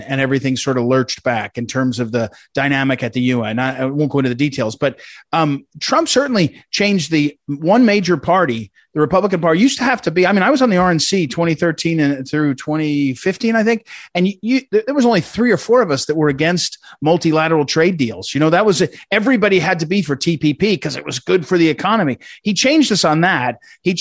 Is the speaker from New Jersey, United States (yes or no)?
yes; New Jersey, United States; I grew up in New Jersey